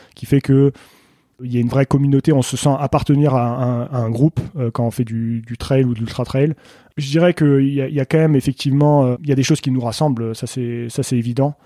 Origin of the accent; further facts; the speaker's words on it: Saint-Mathieu-de-Tréviers, Occitania, France; moved away as an adult; also born or lived in Senegal / Beaufortain, France; now in Beaufort, France; je suis né en Afrique, au Sénégal. Euh, j'ai grandi en Afrique jusqu'à l'âge de 10 ans à peu près. Je suis rentré en France ensuite